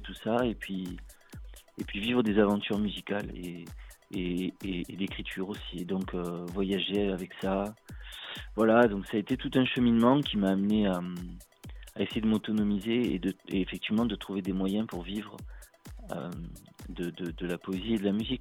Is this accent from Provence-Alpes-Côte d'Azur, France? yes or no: yes; Marseille, Provence-Alpes-Côte d'Azur, France; moi je suis du sud de la France, voilà, je viens de Marseille